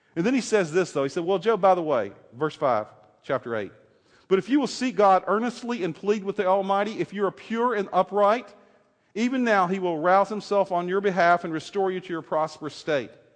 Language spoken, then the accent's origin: English; the South, United States; I grew up in the South